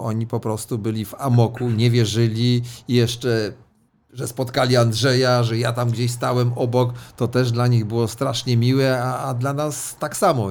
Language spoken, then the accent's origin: Polish; Elbląg, Warmian-Masurian Voivodeship, Poland; moved away; Ja jestem z Elbląga